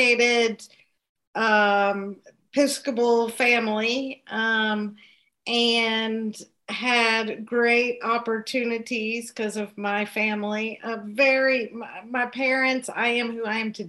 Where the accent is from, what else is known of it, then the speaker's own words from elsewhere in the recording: Kentucky, United States; accent: Southern; moved away as an adult; also born or lived in Connecticut; now in Pennsylvania, United States; I am a native Kentuckian. I've lived in the Commonwealth of Pennsylvania for 13 years and before that in Connecticut. So you can kind of still hear my Southern accent